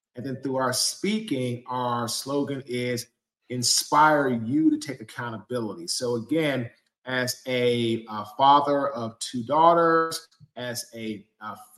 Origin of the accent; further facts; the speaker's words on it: Washington, District of Columbia, United States; now in Fuquay-Varina, United States; I am originally from Washington, D.C. I now live in Fuquay, Varina, North Carolina